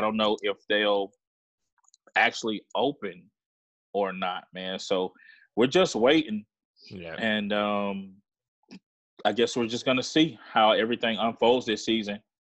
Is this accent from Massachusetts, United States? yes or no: no; Hepzibah, Georgia, United States; Like I said, man, I grew up in the Southeast, so I'm a country boy. Mm-hmm. I grew up just meandering around my grandparents' house. You know, they lived out in the countryside, this little city or a little town called Hepzibah, Georgia.